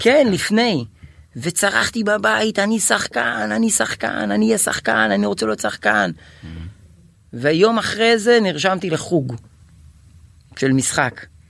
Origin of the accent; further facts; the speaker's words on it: Kiryat Malakhi, Southern District, Israel; also born or lived in Gan Yavne / Tel Aviv; בקריית מלאכי עוד, כי שם גדלתי עד גיל 13